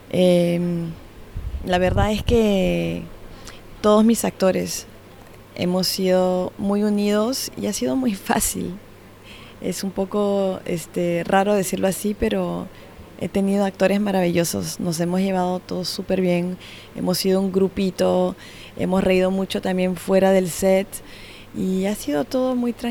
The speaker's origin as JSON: {"language": "Spanish", "country": "Switzerland", "said": "Nosotros comenzamos con la producción suiza porque yo también soy suiza."}